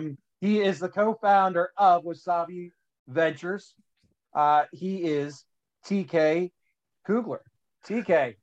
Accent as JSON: {"language": "English", "region": "Delaware", "country": "United States", "said": "I'm from Delaware."}